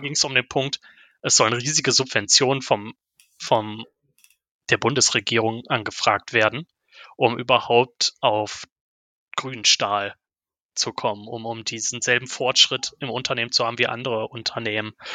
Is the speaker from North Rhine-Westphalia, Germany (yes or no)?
yes; Ruhr area, North Rhine-Westphalia, Germany; als Ruhrpottler ist natürlich ThyssenKrupp auch um, um einen durchgehend herum